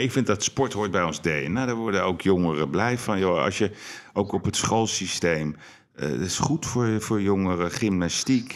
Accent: Amsterdam, North Holland, Netherlands; we zijn Amsterdammers

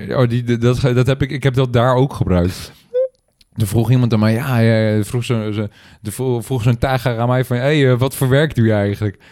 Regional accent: Netherlands; als Nederlander

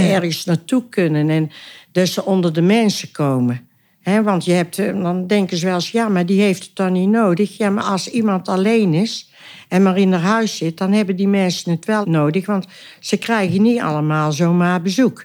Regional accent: Oisterwijk, North Brabant, Netherlands; geboren en getogen in Oosterwijk

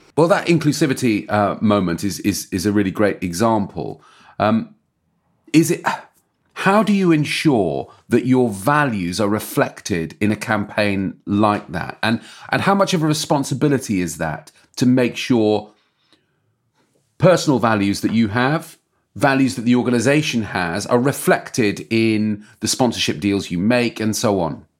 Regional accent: England, United Kingdom; I've gotta say, as an Englishman

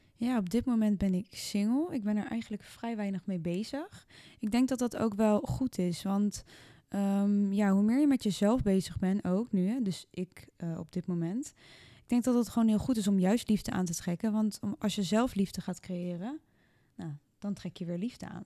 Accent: The Hague, South Holland, Netherlands; ik kom uit Den Haag

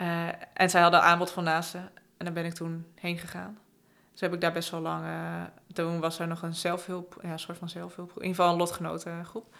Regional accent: Friesland, Netherlands; moved away as an adult; also born or lived in Utrecht; Ik ben dus opgegroeid in Friesland. Ik ben op een gegeven moment gaan studeren. Toen ben ik naar Utrecht verhuisd

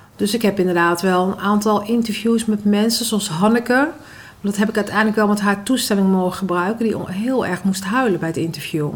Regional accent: Netherlands; also born or lived in Maluku (ancestry); Ik ben opgegroeid in de Molukse cultuur en in de Nederlandse cultuur

